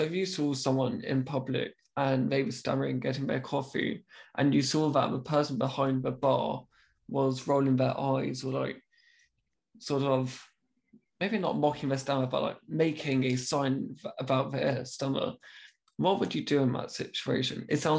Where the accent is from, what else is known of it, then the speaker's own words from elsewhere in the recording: United Kingdom; being very British, I was like, I'm so, so sorry.